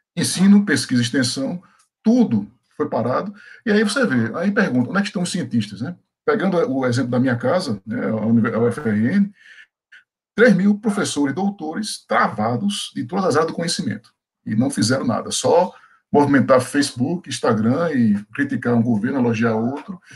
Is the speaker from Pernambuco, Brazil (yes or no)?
yes; Pernambuco, Brazil; moved away; also born or lived in Bahia; Eu sou pernambucano